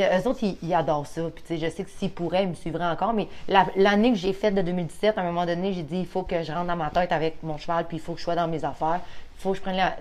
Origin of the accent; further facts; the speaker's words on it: Roberval, Quebec, Canada; moved away as an adult; now in Donnacona, Canada; Moi, je viens de Robertval. OK. Dans le fond, j'étais là comme 25 ans de ma vie